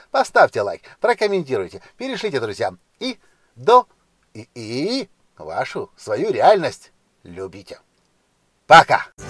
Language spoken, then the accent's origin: Russian; Ukraine; я не из России, я из Украины